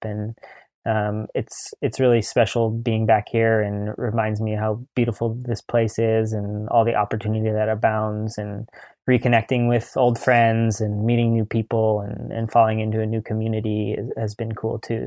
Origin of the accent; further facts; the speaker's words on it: Mill Valley, California, United States; growing up on Tam and in Mill Valley